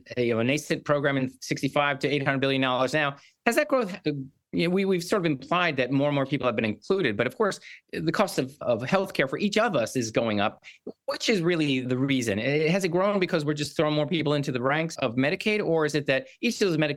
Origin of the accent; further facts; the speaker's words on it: New Jersey, United States; moved away as an adult; now in Massachusetts, United States; I'm a Jersey guy too. I used to live in that Jersey.